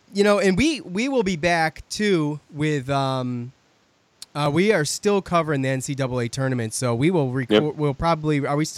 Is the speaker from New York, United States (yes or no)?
yes; Syracuse, New York, United States; growing up in Syracuse